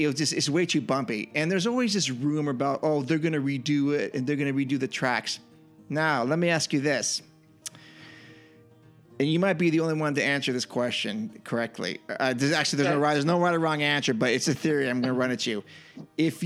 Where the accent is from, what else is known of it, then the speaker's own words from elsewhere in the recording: Northern California, United States; growing up in Northern California